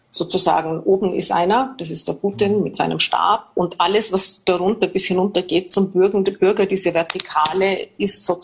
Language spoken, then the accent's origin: German; Austria; Das ist nicht so wie bei uns in Österreich zum Beispiel wie der Schweiz